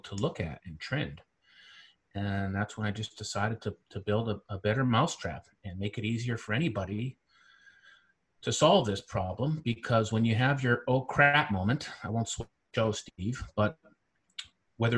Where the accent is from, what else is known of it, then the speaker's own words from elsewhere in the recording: central Canada, Canada; moved away as an adult; also born or lived in Caribbean / Silicon Valley, United States; I'm originally from Central Canada